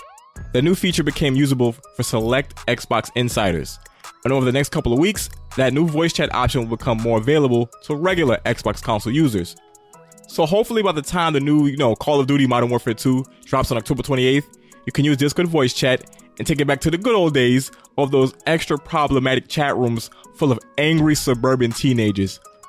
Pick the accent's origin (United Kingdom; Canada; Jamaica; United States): Jamaica; I'm a Jamaican.